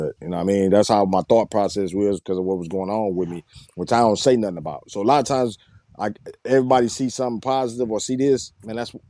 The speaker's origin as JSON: {"language": "English", "town": "Saginaw", "region": "Michigan", "country": "United States", "moved": "yes", "said": "repping Sag"}